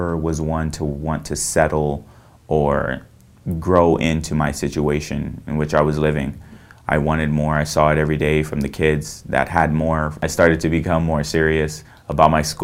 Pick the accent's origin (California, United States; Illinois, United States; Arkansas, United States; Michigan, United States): California, United States; Visalia; I was born and raised in Visalia, California, and I'm 21 years old